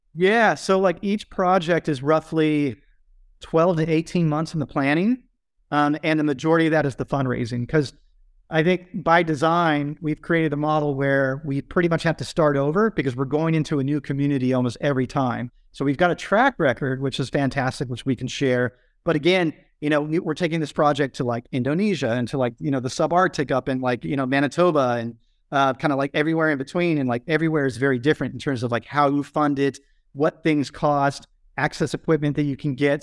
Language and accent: English; Carlsbad, California, United States; now in Hawaii, United States; I grew up in Southern California in Carlsbad